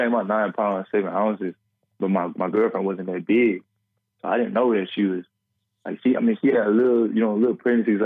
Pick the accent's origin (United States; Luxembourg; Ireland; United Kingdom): United States; Beaumont, Texas; growing up in Bowman